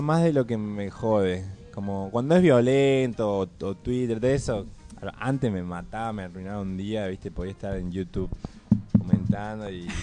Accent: Córdoba, Argentina

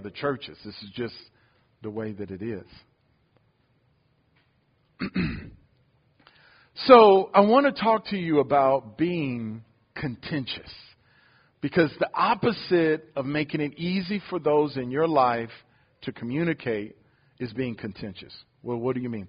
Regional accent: Detroit, Michigan, United States; moved away; I'm from Detroit

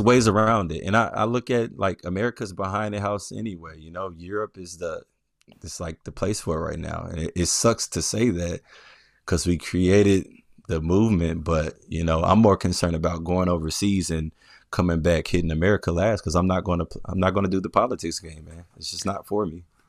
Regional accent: Memphis, Tennessee, United States; also born or lived in Atlanta; now in Brooklyn, United States; I was born and raised in Memphis, so I, I grew up, uh, majority of my life in Memphis

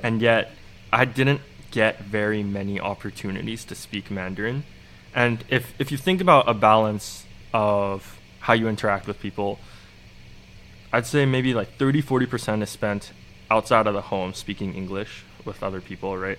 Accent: Vancouver, British Columbia, Canada; also born or lived in Montreal; I spent a couple of years in Montreal, but I really spent most of my time growing up in Vancouver

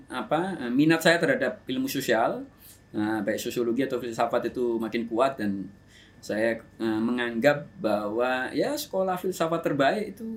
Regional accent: Yogyakarta, Special Region of Yogyakarta, Indonesia; baru saya cerita kalau saya dari Jogja, saya daftar daftar uh, YYN.

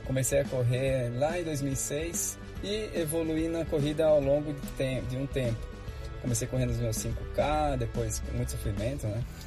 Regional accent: Bragança Paulista, São Paulo, Brazil; eu sou natural de Bragança Paulista, interior de São Paulo.

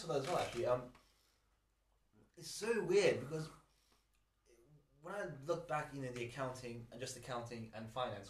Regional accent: England, United Kingdom; also born or lived in Sicily; I'm from England, but my parents are both Persian, and kind of, they came from like southern western Iran, which is kind of very nice. We came here, we moved to Sicily for a bit, and then we came here.

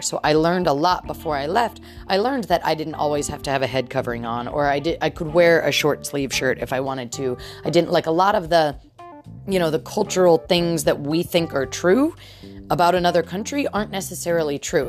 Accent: United States; as an American

